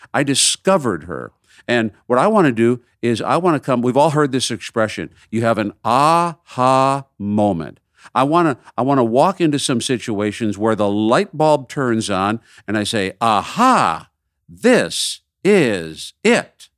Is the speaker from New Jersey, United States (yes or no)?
no; Minneapolis, Minnesota, United States; growing up in Minneapolis